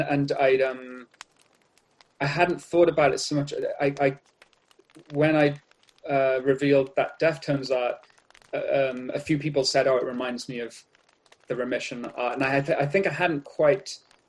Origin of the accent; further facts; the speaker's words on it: Barry, Wales, United Kingdom; also born or lived in Cardiff; I was born in Barry, which is about 20 or 30 minutes from Cardiff. I was born in Barry, grew up there, and then I moved to Cardiff